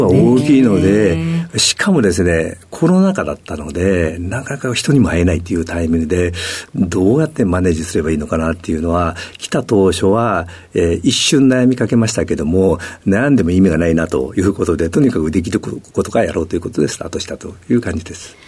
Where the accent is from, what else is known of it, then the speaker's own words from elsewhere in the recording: Kobe, Hyogo, Japan; 兵庫県の神戸市です。